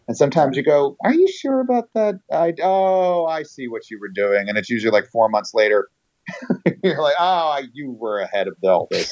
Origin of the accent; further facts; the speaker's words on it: New York, United States; moved away; I grew up in New York